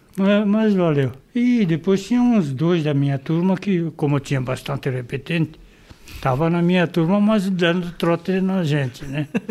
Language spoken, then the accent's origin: Portuguese; São Paulo, Brazil; Nasci em Pirituba